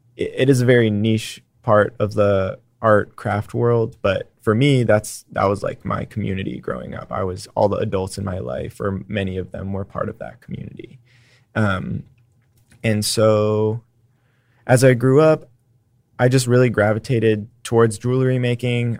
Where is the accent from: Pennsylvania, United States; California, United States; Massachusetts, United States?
California, United States; San Francisco; now in Austin, United States; I grew up in San Francisco